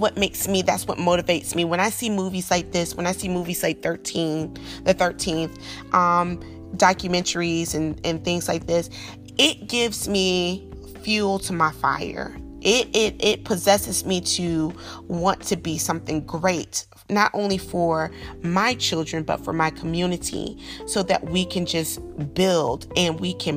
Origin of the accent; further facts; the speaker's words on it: the South, United States; a Southern girl growing up in the South